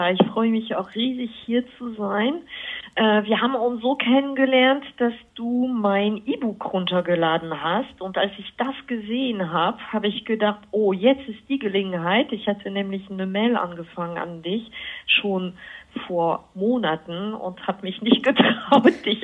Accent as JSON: {"language": "German", "country": "France", "moved": "yes", "lives_now": "Germany", "said": "Also ich komme erstmal aus Frankreich und ich bin aber seit fast 30 Jahren mittlerweile in Deutschland."}